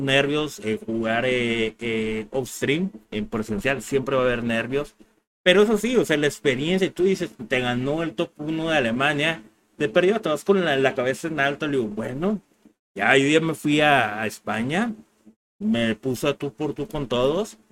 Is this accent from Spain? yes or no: no; Mexico